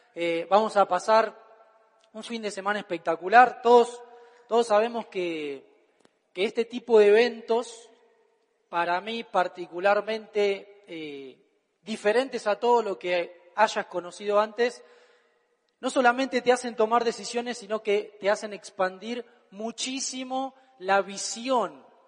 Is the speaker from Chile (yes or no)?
no; Argentina; Todo lo que diga en mi país está bien dicho